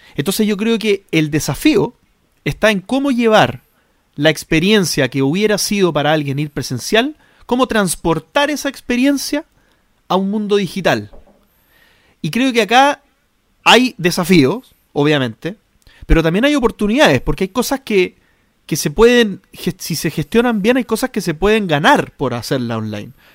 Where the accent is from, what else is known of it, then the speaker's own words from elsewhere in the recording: Chile; nosotros en Chile